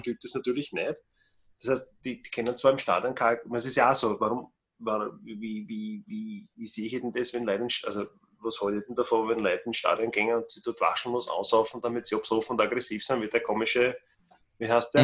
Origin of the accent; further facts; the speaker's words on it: Austria; bei uns in Österreich